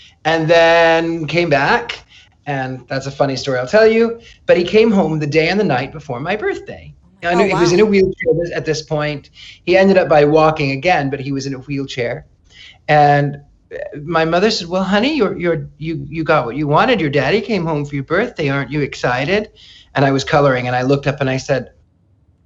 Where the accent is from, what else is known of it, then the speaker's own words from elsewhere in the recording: near Joplin, Missouri, United States; moved away as an adult; also born or lived in California / England; I grew up in a small Midwestern town in the very corner of Arkansas, Oklahoma, Missouri, wow. and Kansas